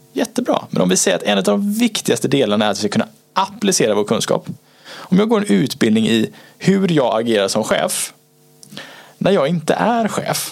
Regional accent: Gothenburg, Västra Götaland, Sweden; Jag är fortfarande från Göteborg

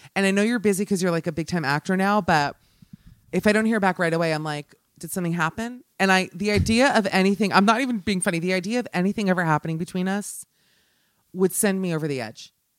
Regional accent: United States; as an American

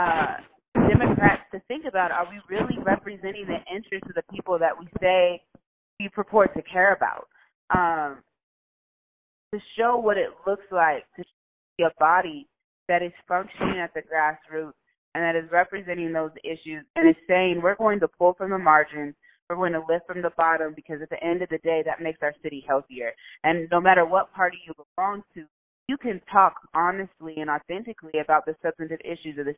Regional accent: Indianapolis, Indiana, United States; now in Seattle, United States; I grew up in Indianapolis, Indiana.

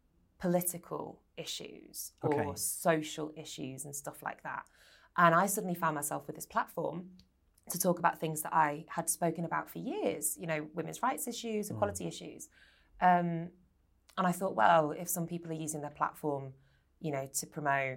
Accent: Blackpool, North West England, United Kingdom; I'm from Blackpool

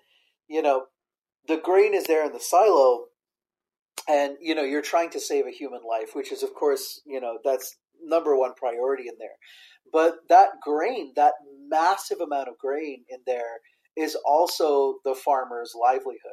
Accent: Iowa, United States; Growing up in Iowa

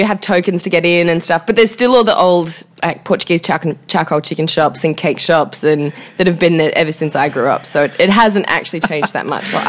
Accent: Sydney, New South Wales, Australia; now in Los Angeles, United States; I grew up in the inner west of Sydney. I grew up in Petersham, which most people won't know, so I'll say Marrickville or Newtown

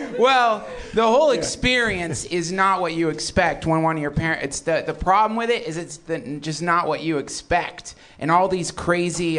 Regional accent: the South, United States; When I was a kid, I grew up in the South

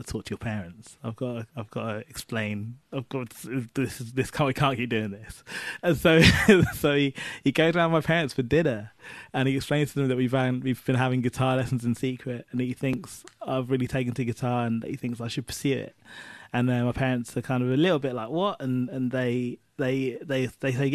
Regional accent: Cambridgeshire, East of England, United Kingdom; Cambridgeshire, which is where I spent most of my childhood

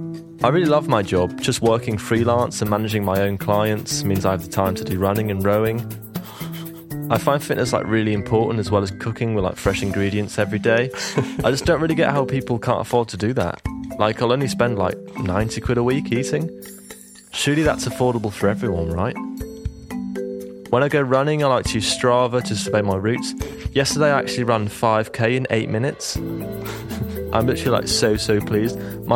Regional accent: Oxford, South East England, United Kingdom; Hey, guys. … I come from Oxford.

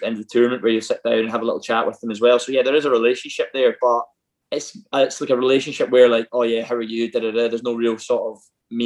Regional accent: Ayr, Scotland, United Kingdom; I'm from Ayr

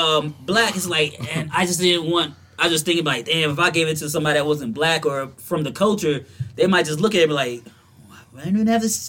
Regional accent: the South, United States; because I'm from the South.

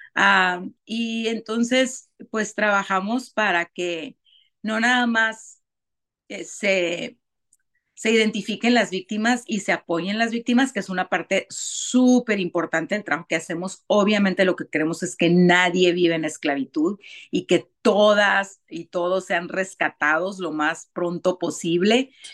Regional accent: Tijuana, Baja California, Mexico; yo nací, y crecí en Tijuana

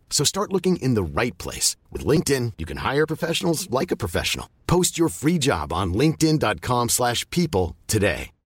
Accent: United Kingdom; now in United States; as a Brit living in America

